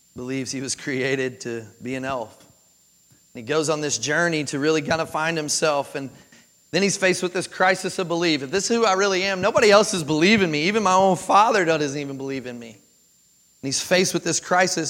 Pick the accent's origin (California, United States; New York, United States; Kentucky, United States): Kentucky, United States; moved away as an adult; also born or lived in Jacksonville, Florida; now in Tennessee, United States; I was born and raised in Kentucky